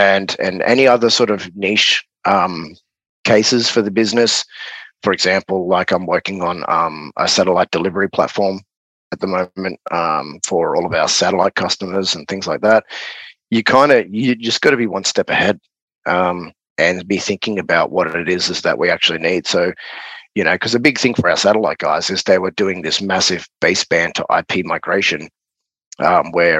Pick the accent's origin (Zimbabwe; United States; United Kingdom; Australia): Australia; accent: Aussie